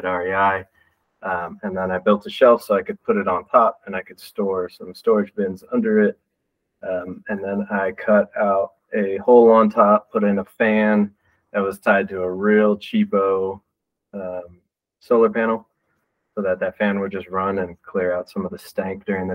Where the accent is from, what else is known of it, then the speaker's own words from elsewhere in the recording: Texas, United States; also born or lived in Michigan; now in Denver, United States; I'm from Texas, so I didn't know anything about the North before I moved up there